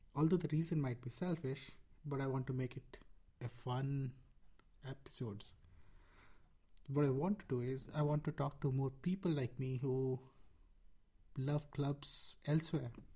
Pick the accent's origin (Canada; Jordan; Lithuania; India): India; Rourkela, Odisha; I was born in Rourkela, India, and grew up in a cricket loving family.